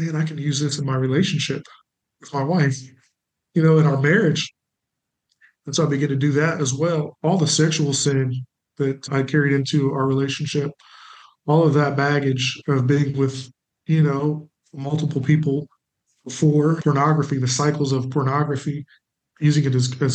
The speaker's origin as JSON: {"language": "English", "town": "Springfield", "country": "United States", "moved": "yes", "said": "I'm from Springfield, but we moved back to partner with my church"}